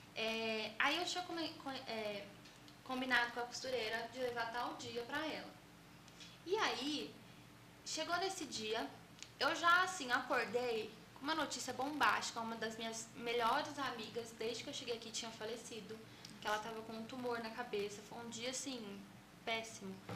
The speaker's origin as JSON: {"language": "Portuguese", "region": "São Paulo", "country": "Brazil", "said": "Eu sou de São Paulo, capital, mas sempre confundo se eu sou paulista ou paulistana."}